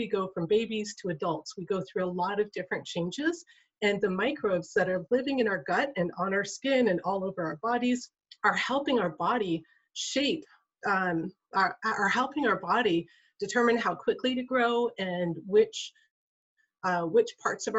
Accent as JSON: {"language": "English", "town": "Kotzebue", "region": "Alaska", "country": "United States", "said": "I'm from Kotzebue, Alaska"}